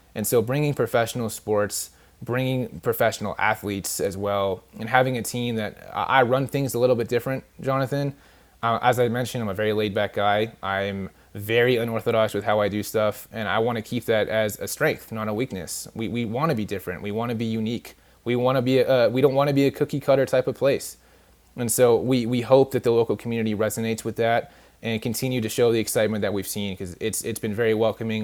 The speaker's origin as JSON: {"language": "English", "region": "California", "country": "United States", "moved": "yes", "said": "I'm actually from California originally."}